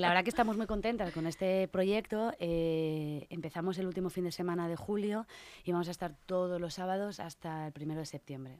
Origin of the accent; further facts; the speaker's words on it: Burgos, Castile and León, Spain; now in Madrid, Spain; yo soy de Burgos